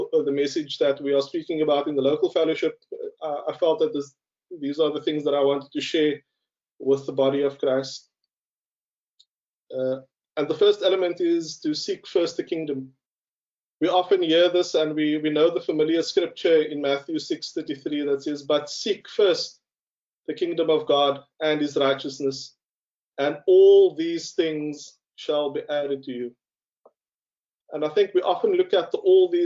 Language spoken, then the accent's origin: English; Cape Town, Western Cape, South Africa; as a young colored man growing up on the Cape Flats